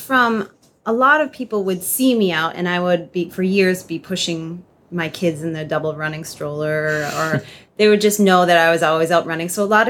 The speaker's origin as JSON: {"language": "English", "town": "Maynard", "region": "Massachusetts", "country": "United States", "tie": "born or raised there", "also_born_or_lived": "Vermont / Chicago, Illinois", "moved": "as an adult", "lives_now": "Bradenton, United States", "said": "I am from Maynard, Massachusetts, which is about 30 miles west of Boston. I grew up there and went to college in Vermont, and upon graduating college, I moved out to Chicago, where I later met my husband, and his company moved us down"}